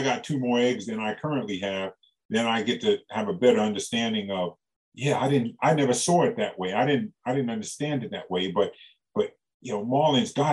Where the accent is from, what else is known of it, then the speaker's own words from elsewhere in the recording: New York, United States; I got my doctorate degree growing up in New York